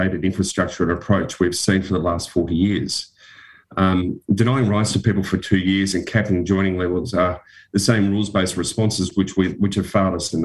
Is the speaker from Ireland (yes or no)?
no; Western Australia, Australia; When I grew up in Western Australia